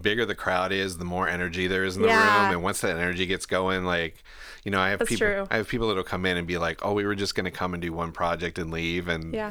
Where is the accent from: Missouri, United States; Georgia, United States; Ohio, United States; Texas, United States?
Ohio, United States; Garrettsville; also born or lived in Akron; Yeah, I'm actually from Ohio. I was born in Akron and lived in a little town called Garrettsville.